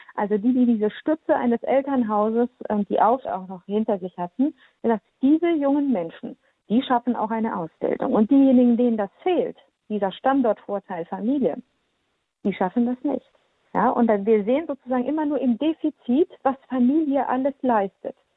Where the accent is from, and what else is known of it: Baden-Württemberg, Germany; born or raised there; also born or lived in Transylvania, Romania; now in Lower Rhine, Germany